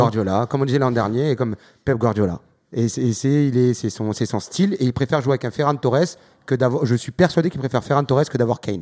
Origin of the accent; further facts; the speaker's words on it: France; Je suis français